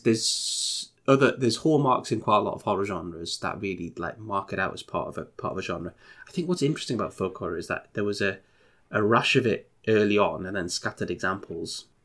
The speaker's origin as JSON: {"language": "English", "country": "United Kingdom", "said": "we're both British"}